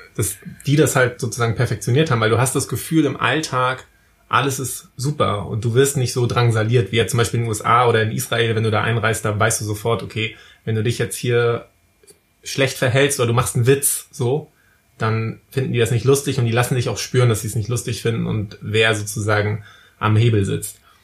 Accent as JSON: {"language": "German", "town": "Wismar", "region": "Mecklenburg-Vorpommern", "country": "Germany", "said": "bei uns in Wismar"}